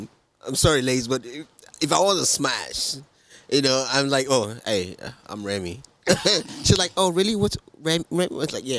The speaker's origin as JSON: {"language": "English", "country": "Nigeria", "moved": "yes", "said": "I'm Nigerian."}